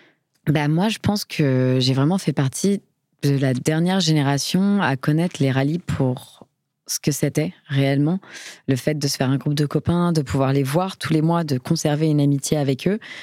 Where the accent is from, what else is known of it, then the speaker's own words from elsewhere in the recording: Paris, Île-de-France, France; lorsqu'on est parisien, enfin, moi, c'est mon cas